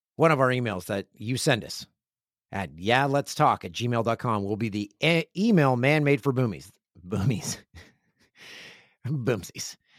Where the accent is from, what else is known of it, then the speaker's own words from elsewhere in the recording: Kawarthas, Ontario, Canada; moved away; The one fifteen is a highway that I travel to my hometown, and it's the gateway to Kawarth, the Kawarthas